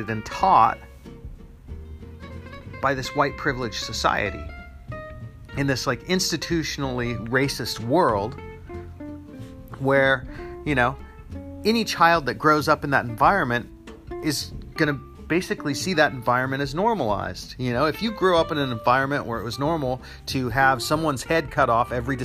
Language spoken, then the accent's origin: English; United States; in the United States is where I live. I'm American